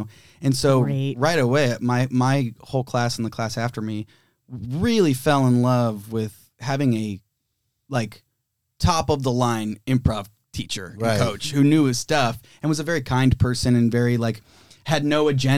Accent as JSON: {"language": "English", "town": "Cincinnati", "region": "Ohio", "country": "United States", "also_born_or_lived": "Chicago", "moved": "yes", "lives_now": "Los Angeles, United States", "said": "I'm from Cincinnati."}